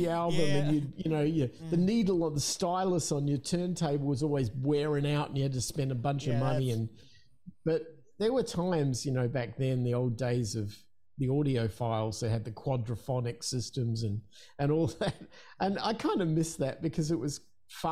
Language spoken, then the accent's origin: English; Adelaide, South Australia, Australia; in Adelaide, in my hometown in Australia